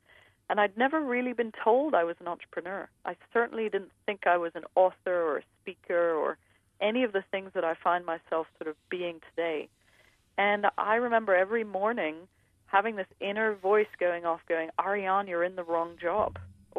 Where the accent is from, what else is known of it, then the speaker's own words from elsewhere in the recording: New York City, New York, United States; born there; You know, I was born in New York City, and I was raised in 6 different countries.